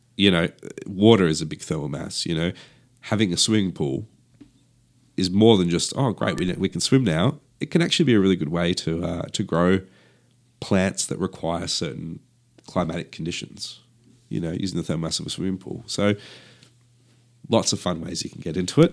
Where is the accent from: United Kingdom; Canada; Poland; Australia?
Australia; Perth, Western Australia; I grew up in Perth, uh, where Perth has, uh, yeah, quite a dry climate